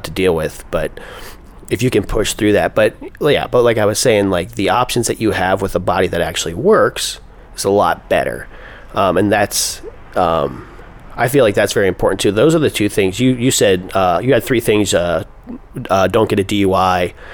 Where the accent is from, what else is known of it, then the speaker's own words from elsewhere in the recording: Pennsylvania, United States; moved away as an adult; now in Los Angeles, United States; I grew up in Pennsylvania and I've been in California since 2010